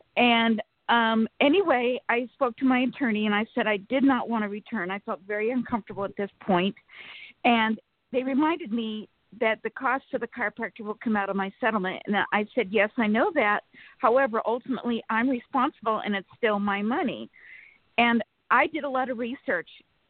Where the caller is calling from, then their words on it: Sacramento, California, United States; Good morning. … from Sacramento, California.